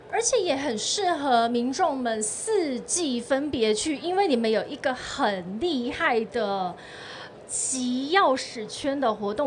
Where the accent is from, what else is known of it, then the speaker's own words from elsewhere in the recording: Tainan, Taiwan; 来到云嘉南，也是我的故乡